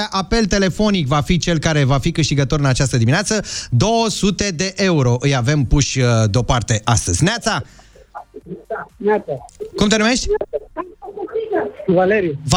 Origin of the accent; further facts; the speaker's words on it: Bucharest, Romania; Din București.